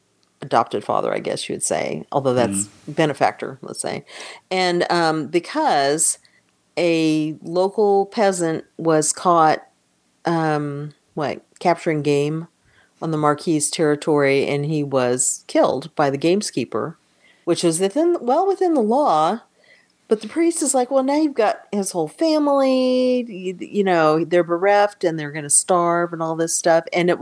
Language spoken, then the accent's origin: English; United States; We're American.